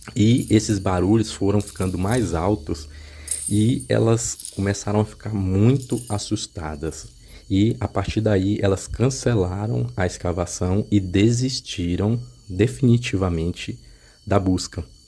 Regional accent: Caxias, Maranhão, Brazil; also born or lived in Teresina, Piauí / Goiás; now in Goiânia, Brazil; eu nasci em Teresina, Piauí, e acabei morando boa parte da minha infância e adolescência em Caxias, Maranhão

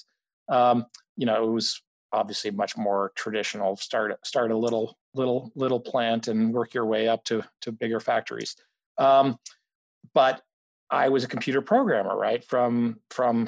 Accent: Canada; moved away as an adult; also born or lived in Mexico; now in Boston, United States; I grew up mostly in Canada and, you know, partly in Mexico and partly in Canada, but, you know, the end of high school and college was in Canada

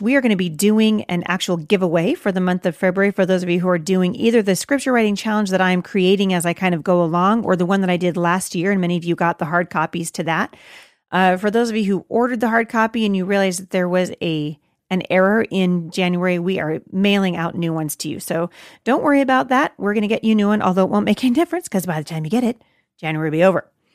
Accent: United States; I'm an American

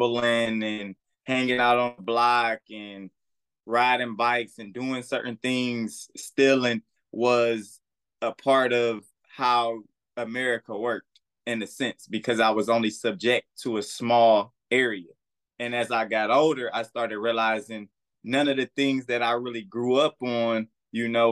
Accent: Detroit, Michigan, United States; also born or lived in Omaha / Kalamazoo / Battle Creek / Los Angeles; now in Atlanta, United States; I'm from Detroit, born and raised the west side, Plymouth and Greenfield

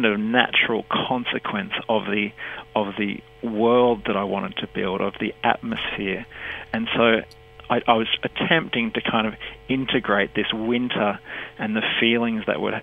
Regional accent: Sunshine Coast, Queensland, Australia; also born or lived in Buderim; I grew up on the Sunshine Coast with resolutely British parents and British siblings

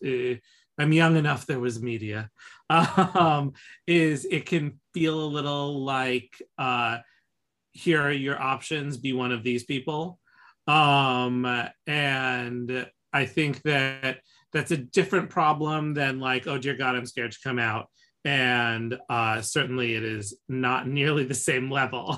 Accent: New York City, New York, United States; growing up in New York

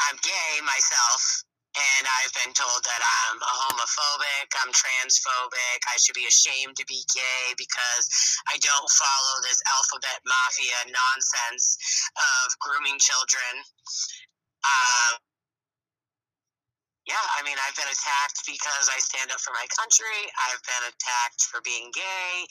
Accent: United States; I'm proud to be an American.

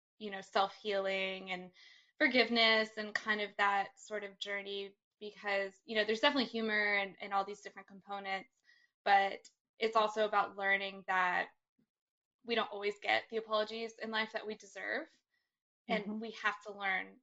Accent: Brevard, North Carolina, United States; moved away as an adult; also born or lived in Austin, Texas; now in Los Angeles, United States; I grew up in North Carolina, a really small town

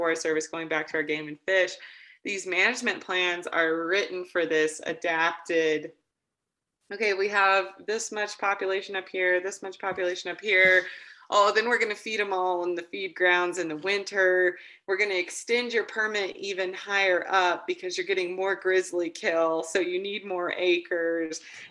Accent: near Alleen / Woodward, northwestern Oklahoma, United States; now in Cora, Wyoming, United States; I was raised in northwestern Oklahoma up by a tiny town called Alleen, but Woodward is kind of the closest population

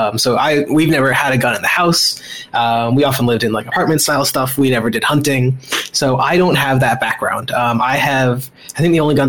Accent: Maryland, United States; also born or lived in New Jersey; I was born in New Jersey, and I grew up in Maryland.

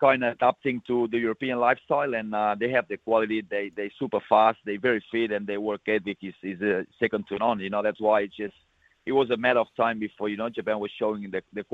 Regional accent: Balaguer, Catalonia, Spain; He's from my hometown

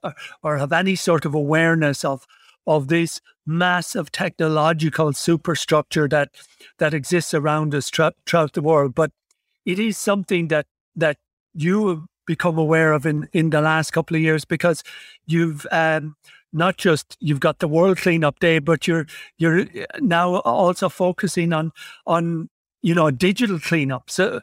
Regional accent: Ireland; I come from Ireland, and we always felt, oh, you know, we'll never win the World Cup or never do anything because it's so small

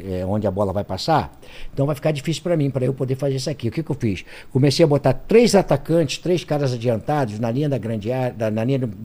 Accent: Tinguá, Rio de Janeiro, Brazil; born there; Eu nasci em Tinguá, estado do Rio de Janeiro, né?

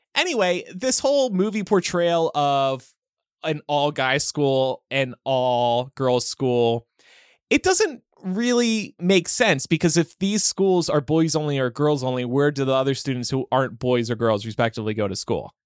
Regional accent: New Jersey, United States; growing up in South Jersey

